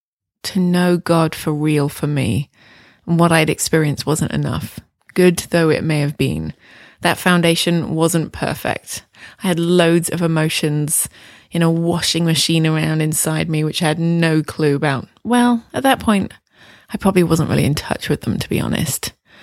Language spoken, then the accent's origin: English; England, United Kingdom; moved away as an adult; now in Toronto, Canada; I came to Toronto from England in 1998 to do the school.